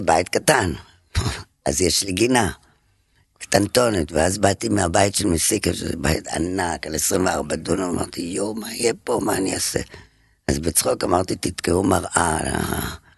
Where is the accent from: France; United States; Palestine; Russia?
France; Paris, Île-de-France; moved away as an adult; now in Israel; פריז. גדלתי בה הרבה שנים